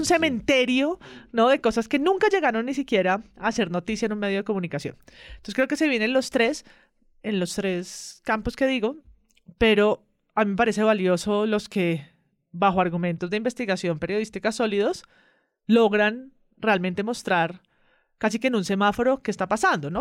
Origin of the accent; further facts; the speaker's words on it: Colombia; que nos juntan como colombianos y como colombianas